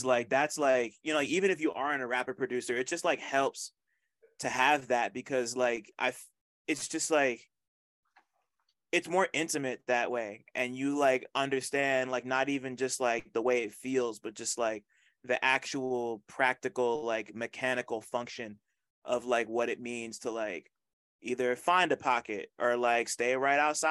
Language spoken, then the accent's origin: English; New Jersey, United States; I'm from Jersey, I grew up on Jersey Club